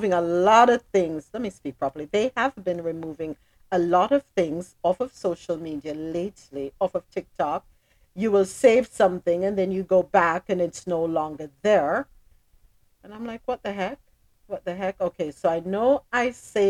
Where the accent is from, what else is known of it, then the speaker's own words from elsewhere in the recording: Jamaica; I'm Jamaican.